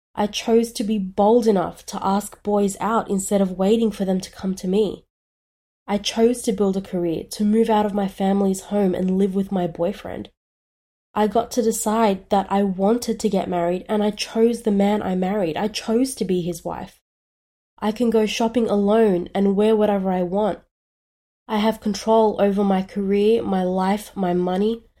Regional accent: Australia; I was born in Australia

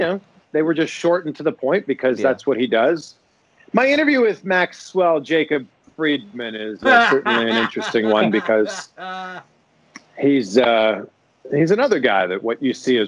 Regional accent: Toronto, Ontario, Canada; moved away as an adult; also born or lived in Cleveland, Ohio / Miami, Florida / Cincinnati area, Ohio; now in Cincinnati, United States; I am from Toronto. I've been in the States for the last 10 years.

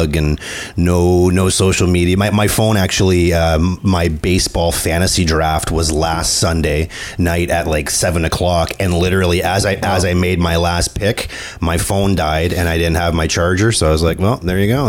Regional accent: Canada; I'm French Canadian

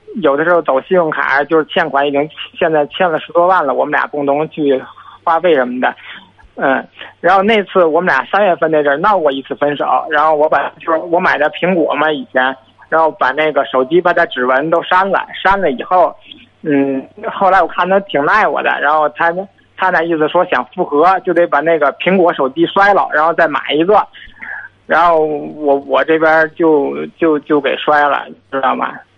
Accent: Tianjin, China; 我是天津的

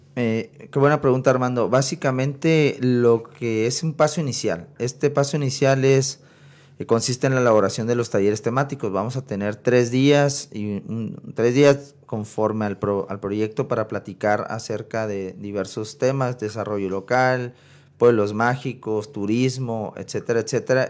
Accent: Sonora, Mexico; moved away as an adult; now in Chihuahua, Mexico; yo soy sonorense, o sea, vecino de ustedes

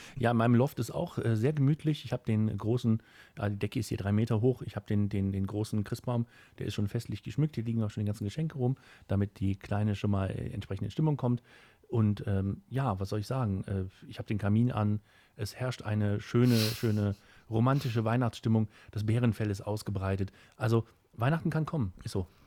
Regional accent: Kempen, North Rhine-Westphalia, Germany; hier bei uns in Kempen

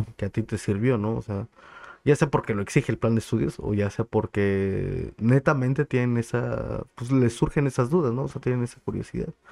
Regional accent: Chilpancingo, Guerrero, Mexico; also born or lived in State of Mexico; soy original, nacido y crecido de aquí de, Chilpancingo

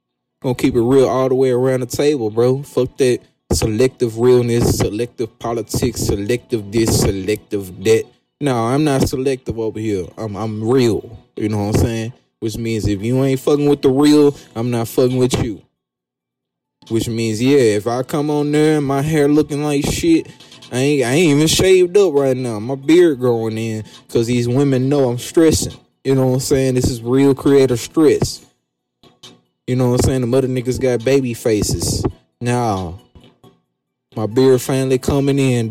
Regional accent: the South, United States; I'm from the South

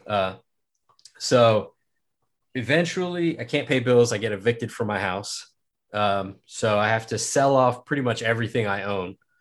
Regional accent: Manhattan, Kansas, United States; I'm actually here from Manhattan, Kansas

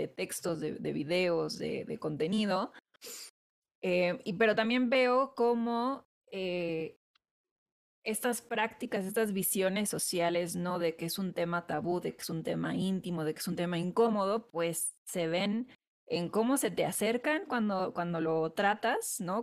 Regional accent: Mexico; en una sociedad profundamente católica como la mexicana y en una familia muy, muy, muy católica

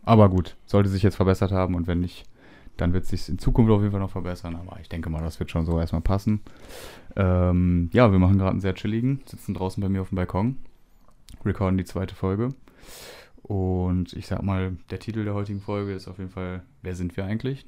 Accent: Düsseldorf, North Rhine-Westphalia, Germany; bei uns in Düsseldorf

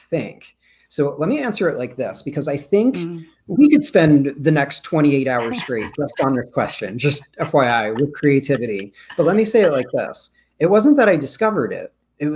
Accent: Rockland County, New York, United States; also born or lived in Brooklyn, New York; I actually grew up in Rockland County

